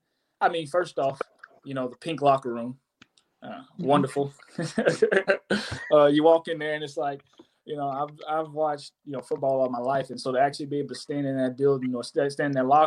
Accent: Monterey, California, United States; born there; I was born out in Monterey, California. And so some family of mine got to come see me play.

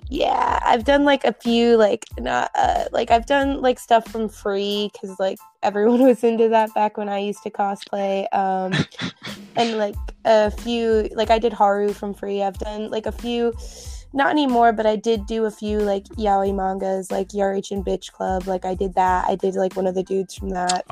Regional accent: United States; I'm actually from the United States

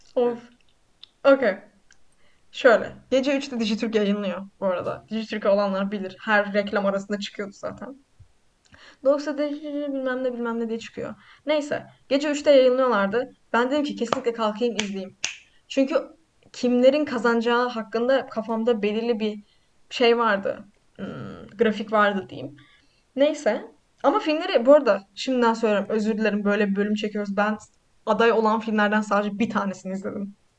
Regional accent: Black Sea Region, Turkey

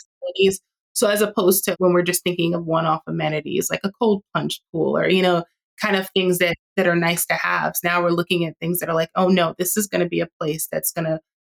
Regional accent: New York City, New York, United States; I grew up in New York and I grew up in Queens

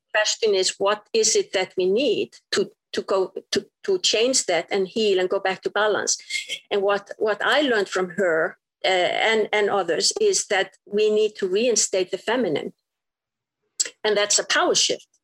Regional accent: Iceland; moved away as an adult; I was straight from Iceland

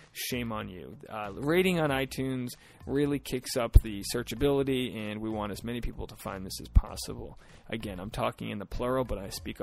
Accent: United States; now in Los Angeles, United States; we're from like an hour away.

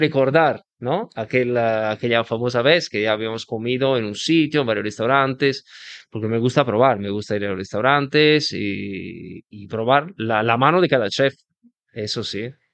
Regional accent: Venice, Veneto, Italy; Spanish is a second language; moved away; yo soy de Venecia, nací de Venecia, pero tengo mi padre que es napolitano.

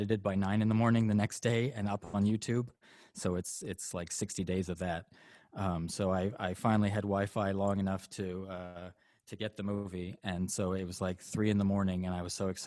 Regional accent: Canada; Canadian. Yeah, I'm Canadian. I'm raised by a Catholic, lapsed Catholic

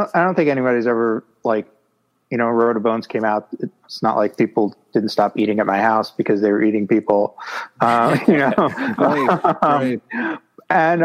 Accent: New York City, New York, United States; I grew up in New York City

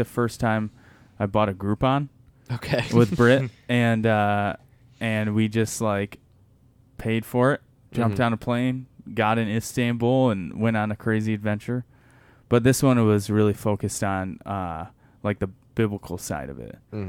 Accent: Michigan, United States; Because I'm from Michigan.

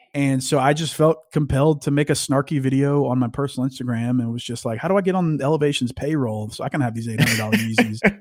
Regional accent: North Louisiana, United States; moved away as an adult; also born or lived in Arkansas / Austin, Texas / Jacksonville, North Carolina; now in Dallas, United States; I live in Dallas, Texas. I grew up in North Louisiana.

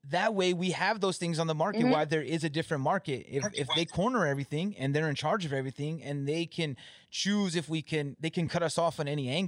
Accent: California, United States; Like we're all from California, but they moved out here before me.

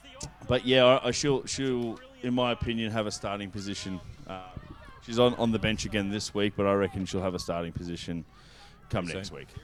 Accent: Manly, New South Wales, Australia; Well, I'm actually from Manly.

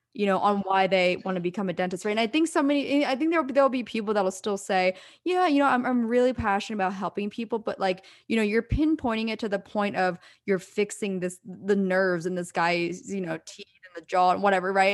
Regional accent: East Coast, United States; now in California, United States; growing up on the East Coast

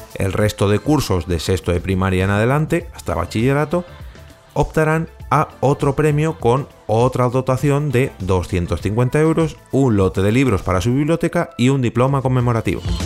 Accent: Madrid, Community of Madrid, Spain; perdón por mi acento galego, pero es lo que hay, lo siento, soy de Madrid

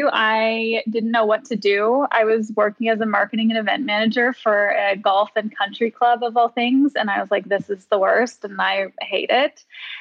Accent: St. John's, Newfoundland and Labrador, Canada; also born or lived in Corner Brook / Mount Pearl; I was born in Corner Brook, but I grew up in St. John's. But I'm from Mount Pearl

